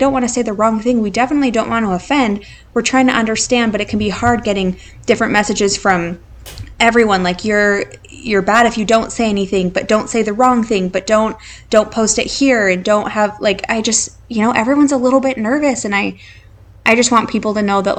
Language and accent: English; Idaho, United States; now in San Antonio, United States; we grew up in Idaho